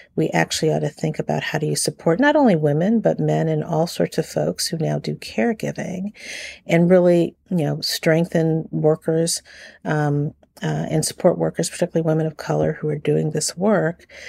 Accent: Washington, District of Columbia, United States; I grew up in Washington, D C. I'm a native Washingtonian

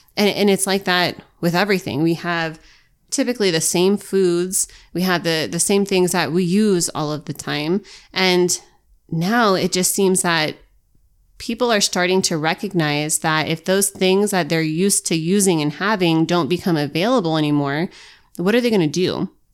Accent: United States

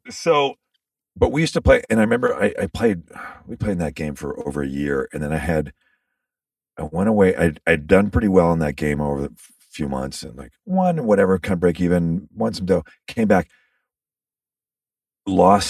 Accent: Canada; as a Canadian, so I grew up watching hockey

